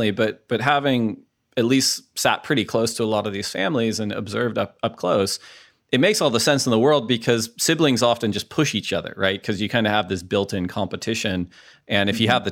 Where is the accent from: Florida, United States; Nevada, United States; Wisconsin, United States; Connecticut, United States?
Florida, United States; Gulf Coast of; moved away as an adult; also born or lived in San Clemente, California; now in Daytona Beach, United States; I grew up in the Lake Gulf.